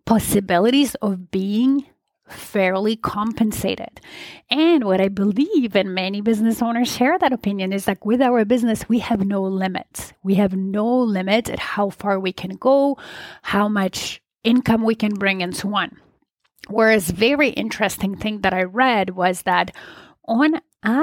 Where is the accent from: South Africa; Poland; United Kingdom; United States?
Poland; moved away; I was born and raised in Poland